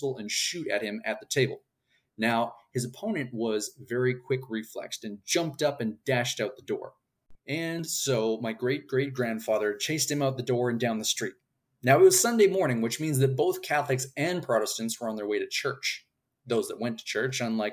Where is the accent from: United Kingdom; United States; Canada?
Canada; I am a Canadian author